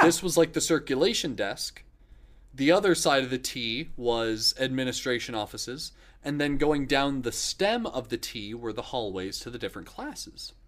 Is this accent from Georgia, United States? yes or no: no; Dunellen, Florida, United States; Growing up in Dunellen